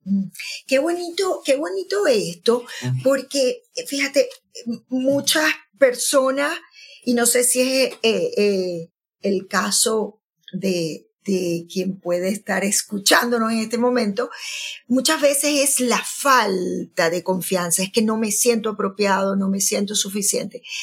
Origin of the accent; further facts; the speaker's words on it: Maracaibo, Zulia, Venezuela; now in Bergamo, Italy; yo me voy a, a mi Maracaibo, a, la tierra. Aunque, aunque también ahora digo Bérgamo, ¿no? En Italia, donde, donde estoy viviendo.